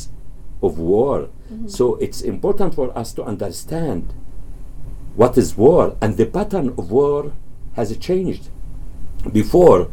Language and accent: English; Gaza Strip, Palestine; now in Canada; who lived in the Gaza Strip